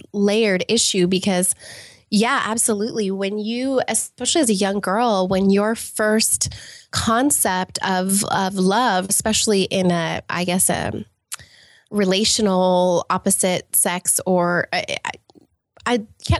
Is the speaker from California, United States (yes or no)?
yes; California, United States; born there; also born or lived in England / Los Angeles; I was born in Southern California, actually, and to a single mother, and lived all over the place, including, you know, as we were talking about, England and Los Angeles and all over the place.